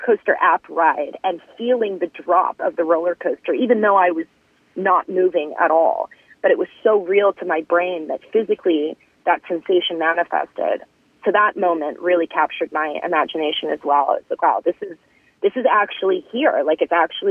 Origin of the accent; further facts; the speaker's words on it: Midwest, United States; also born or lived in California; now in Los Angeles, United States; I was born in California. When I was 8 years old, my family moved to the Midwest because my dad graduated from college